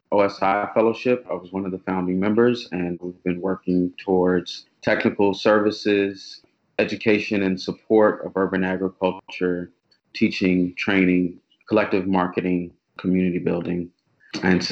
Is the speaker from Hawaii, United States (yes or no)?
no; Oklahoma, United States; moved away as an adult; now in Baltimore, United States; So I grew up in Oklahoma